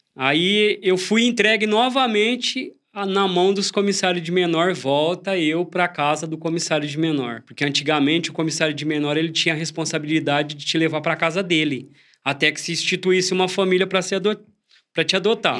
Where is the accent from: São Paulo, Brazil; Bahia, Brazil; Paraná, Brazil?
São Paulo, Brazil; Franca; also born or lived in Jardinópolis; now in Brodowski, Brazil; eu cresci quase que a minha infância lá na cidade de Franca